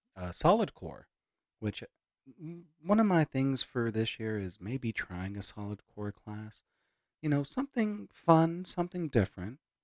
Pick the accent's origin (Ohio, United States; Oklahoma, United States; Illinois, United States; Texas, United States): Texas, United States; Hereford; moved away; also born or lived in Amarillo; my hometown of Hereford